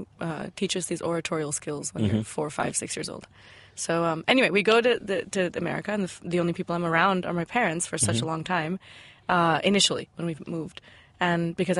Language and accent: English; Chicago, Illinois, United States; born or raised there; accent: American; moved away as an adult; also born or lived in Berhampur, Odisha, India; now in Mumbai, India